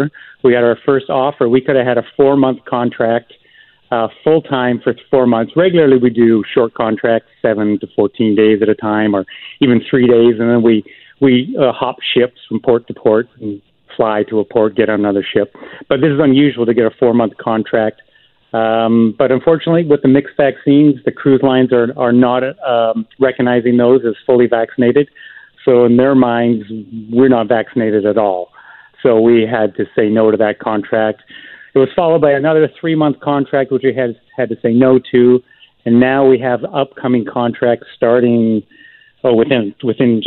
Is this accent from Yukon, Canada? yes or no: no; Victoria, British Columbia, Canada; Born and raised in Victoria, beautiful Victoria